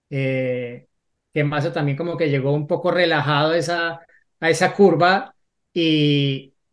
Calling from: Ecuador; soy de Ecuador.

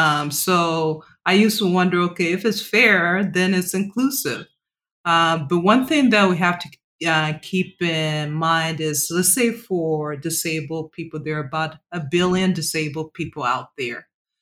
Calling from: New York, United States; John, I am calling from Midtown Manhattan. So just in case you hear sirens in the background, just know that I'm in New York.

